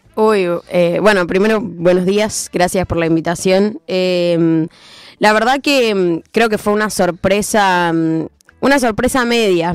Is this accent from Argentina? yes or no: yes; Argentina; nosotros como argentinos estamos muy acostumbrados